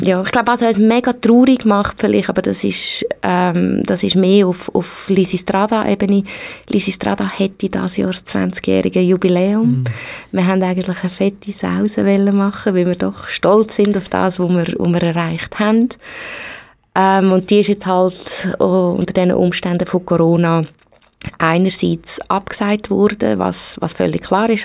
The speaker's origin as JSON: {"language": "German", "country": "Switzerland", "said": "bei uns in der Schweiz"}